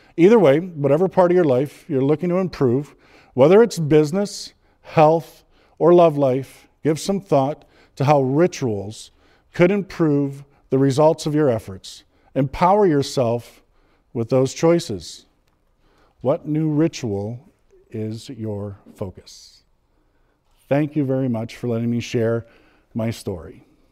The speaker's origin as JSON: {"language": "English", "town": "Edmonton", "region": "Alberta", "country": "Canada", "tie": "born or raised there", "said": "I'm from Edmonton, born and raised."}